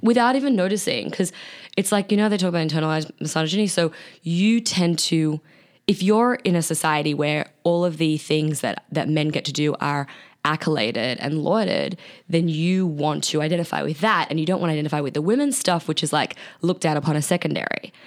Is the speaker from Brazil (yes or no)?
no; Australia; accent: Australian; my Australian accent